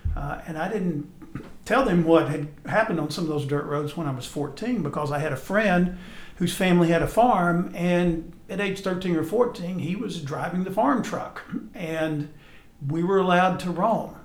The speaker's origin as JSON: {"language": "English", "region": "Texas", "country": "United States", "tie": "born or raised there", "also_born_or_lived": "Alabama", "moved": "yes", "said": "I grew up in Texas, and I'm familiar with the Texas coast"}